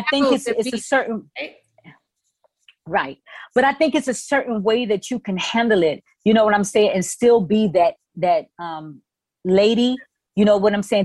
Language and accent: English; New York City, New York, United States; I'm from the Bronx.